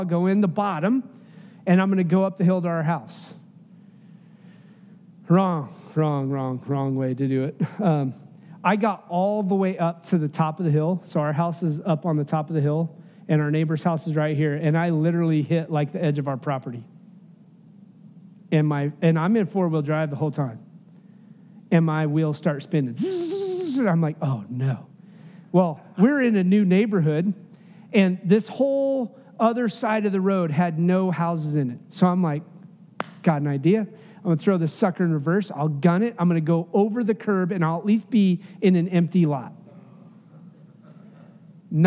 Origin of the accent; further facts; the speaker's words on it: Wyoming, United States; moved away; also born or lived in Bolivar, Missouri / Alaska; I'm from Wyoming